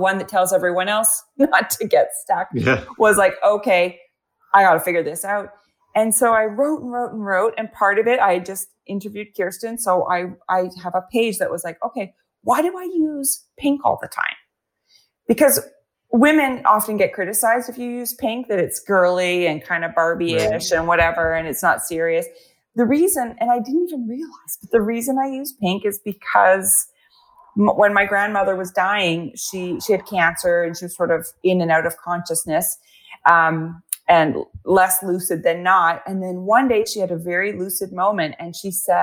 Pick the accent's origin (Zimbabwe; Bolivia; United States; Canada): Canada; I'm Canadian